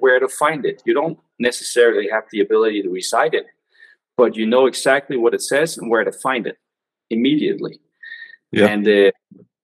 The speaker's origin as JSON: {"language": "English", "country": "Denmark", "second_language": "English", "said": "I'm from Denmark"}